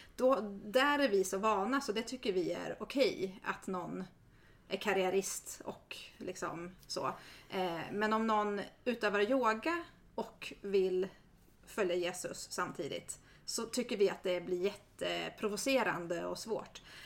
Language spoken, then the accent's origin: Swedish; Järna, Stockholm County, Sweden; Jag är uppvuxen i Järna och mina föräldrar är missionärer